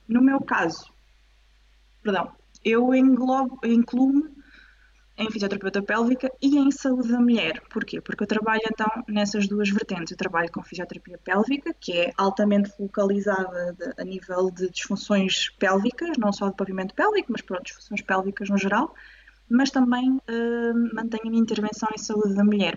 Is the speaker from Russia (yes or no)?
no; Coimbra, Centro, Portugal; moved away as an adult; now in Lisbon, Portugal; sou originária de Coimbra, mas agora estou em Lisboa